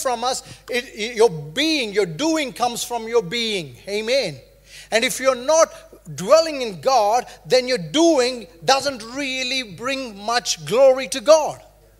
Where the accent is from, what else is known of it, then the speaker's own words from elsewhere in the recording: India; moved away as an adult; now in New Zealand; I grew up in India